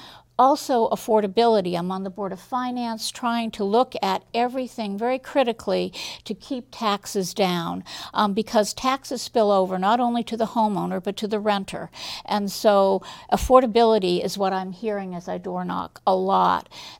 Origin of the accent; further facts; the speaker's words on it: Massachusetts, United States; now in Burlington, United States; So I've lived in Burlington. I came here from Massachusetts and went to school at UVM. And decided to stay, like a lot of students do.